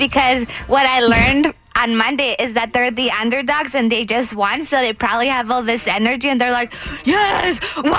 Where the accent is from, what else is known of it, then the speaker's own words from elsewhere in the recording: Cuba; moved away; I'm from Cuba.